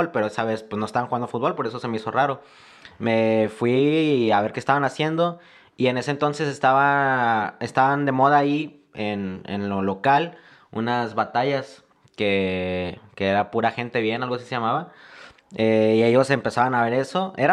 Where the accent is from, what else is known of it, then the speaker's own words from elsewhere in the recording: La Paz, Baja California Sur, Mexico; eh, soy mexicano, me considero más de toda la República, ya que yo soy una persona que ha estado viajando en, de diferentes ciudades. Me identifico más de aquí con La Paz